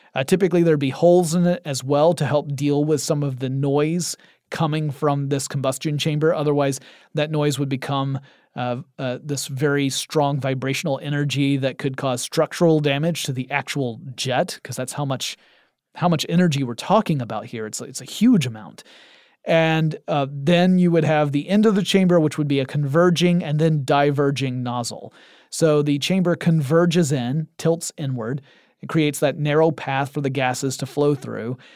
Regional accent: United States; I am an ignorant American type

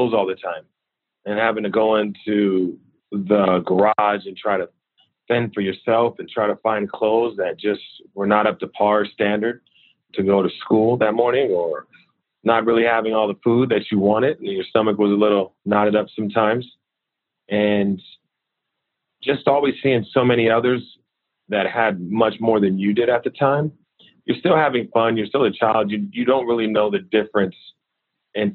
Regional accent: Richmond, California, United States; I grew up in Richmond, California

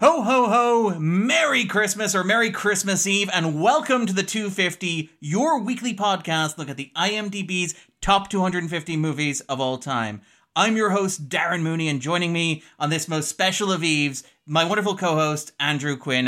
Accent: Ireland; We're Irish.

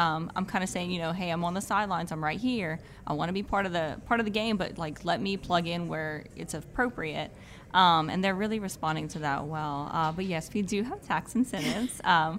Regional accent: Acadiana, Louisiana, United States

